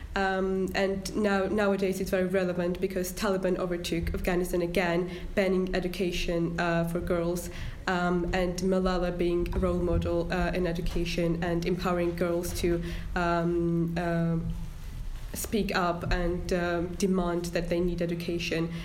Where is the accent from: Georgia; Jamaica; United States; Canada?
Georgia; now in Harrogate, United Kingdom; I'm from Georgia